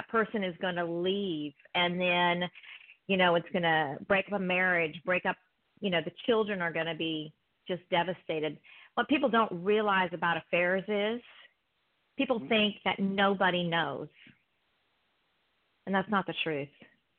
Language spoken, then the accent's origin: English; East Coast, United States; That's okay. I'm from the East Coast, so it's good to hear your voice.